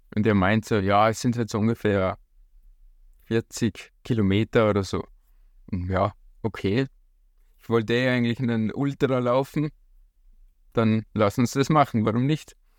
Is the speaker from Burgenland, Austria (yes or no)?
no; Hallein, Salzburg, Austria; ich komme auch aus Hallein.